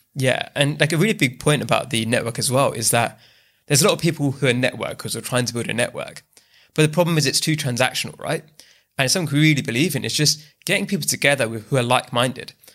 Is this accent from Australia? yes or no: no; London, United Kingdom; also born or lived in Bath; I'm born and bred in the UK. I was raised in East London